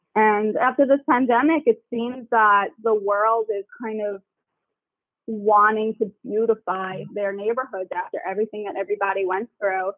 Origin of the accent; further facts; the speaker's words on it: Long Island, New York, United States; I grew up in Long Island